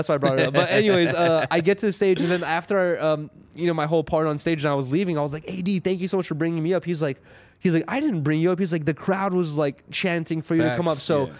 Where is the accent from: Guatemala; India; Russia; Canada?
Russia; now in United States; I was born in Russia, right?